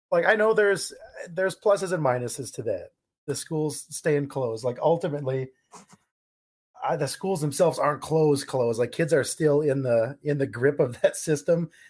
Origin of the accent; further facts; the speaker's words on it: California, United States; Um, I grew up in California.